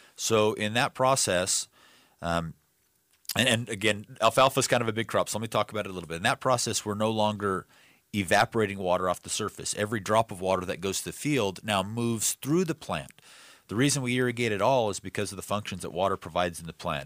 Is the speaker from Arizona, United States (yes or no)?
yes; Yuma, Arizona, United States; I grew up in Yuma.